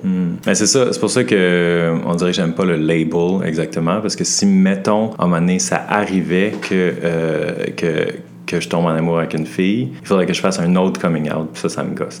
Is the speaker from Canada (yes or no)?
yes; Montreal, Quebec, Canada; moved away as an adult; now in Halifax, Canada; j'habite à Halifax, mais je viens de Montréal